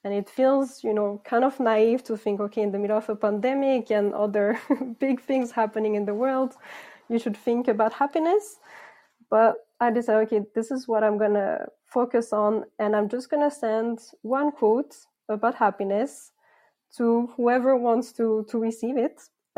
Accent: Philippines; also born or lived in France / Greece / Canada / United States; I'm originally from France, but actually I grew up in the Philippines and Greece, and then I lived and worked in Canada, the United States, and Sweden as well.

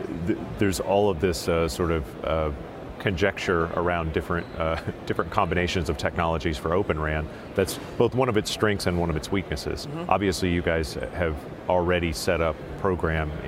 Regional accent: Texas, United States; accent: Texas; my Texas accent

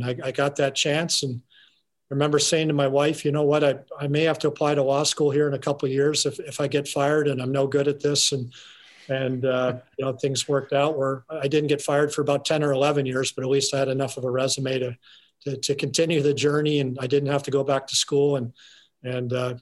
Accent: Calgary, Alberta, Canada; moved away; growing up in Calgary, watching those very good Calgary Flames teams

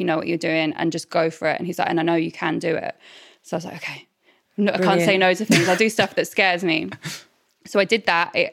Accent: Norwich, East of England, United Kingdom; moved away; I'm from Norwich originally.

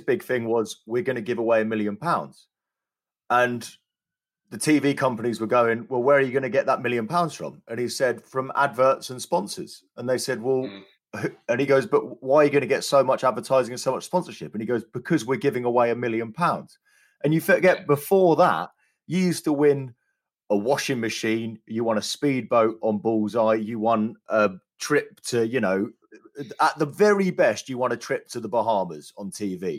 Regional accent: London, United Kingdom; I grew up around London

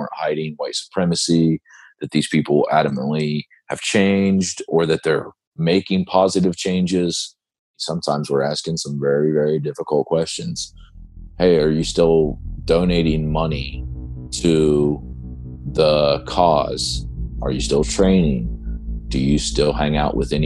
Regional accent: Ohio, United States; my home state of Ohio

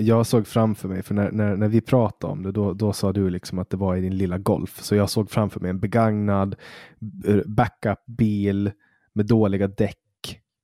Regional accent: Poland; now in Sweden; där jag kommer ifrån, Polen

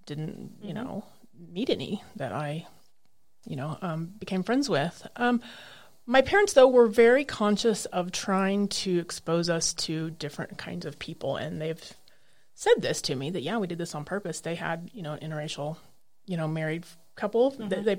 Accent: Norman, Oklahoma, United States; moved away; I'm from Norman, Oklahoma. Lived there for 33 years

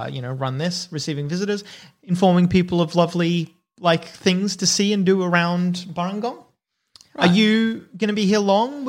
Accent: Northern Territory, Australia; But I grew up in the Northern Territory, not New South Wales.

